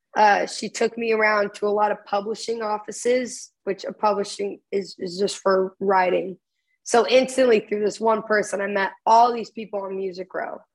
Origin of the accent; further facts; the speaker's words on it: Dallas Fort Worth area, Texas, United States; little coffee shops in my hometown